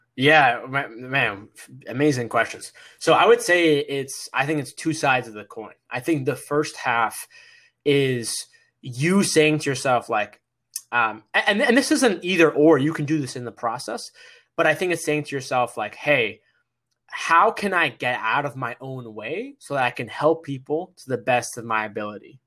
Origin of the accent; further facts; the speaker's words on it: Massachusetts, United States; I'm the son of, uh, my parents who immigrated to America from Egypt, and we moved to Massachusetts, and I was born here in America